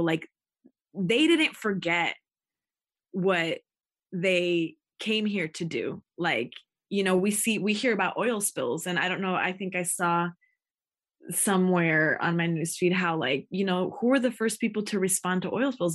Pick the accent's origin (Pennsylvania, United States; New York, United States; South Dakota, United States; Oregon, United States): Oregon, United States; Takelma territory, Rogue Valley, Southern; I'm Chicana Indigena, born and raised on Tequelma territory